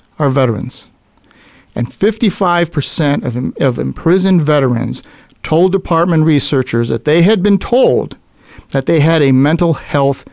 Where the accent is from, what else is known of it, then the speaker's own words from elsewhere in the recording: Buffalo, New York, United States; my hometown of Buffalo, New York